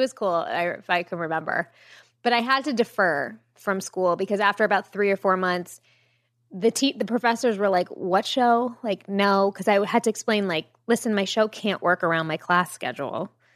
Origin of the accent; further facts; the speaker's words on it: Jericho, New York, United States; I grew up on Long Island